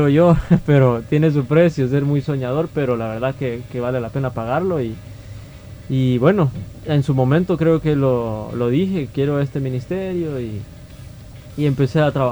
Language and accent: Spanish; Soyapango, San Salvador, El Salvador; yo he nacido y crecido en Soyapango, entonces el ministerio nace acá en Soyapango